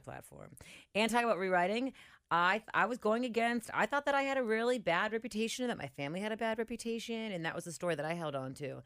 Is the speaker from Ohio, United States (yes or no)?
yes; Cincinnati, Ohio, United States; I'm from White Oak